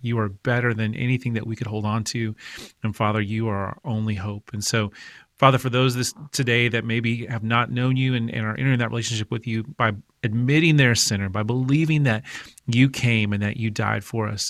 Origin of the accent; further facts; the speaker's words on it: Oklahoma, United States; I grew up in Oklahoma